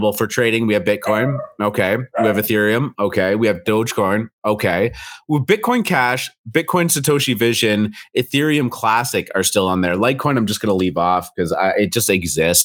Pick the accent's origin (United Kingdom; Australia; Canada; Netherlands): Canada; accent: Canadian; I'm Canadian